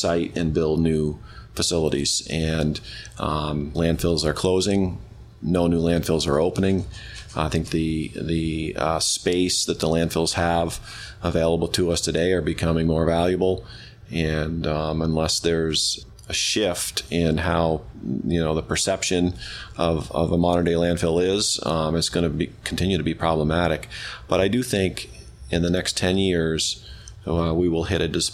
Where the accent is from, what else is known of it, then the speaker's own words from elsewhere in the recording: Rockingham, Vermont, United States; I grew up in Rockingham, Vermont, and we had a landfill in Rockingham